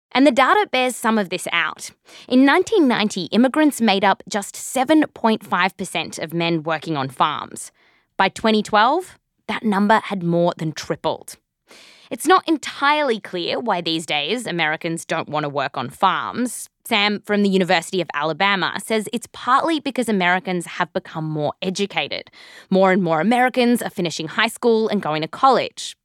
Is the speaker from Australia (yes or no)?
yes; Australia; also born or lived in California; now in United States; the accent's actually real, but I was born here, raised in Australia.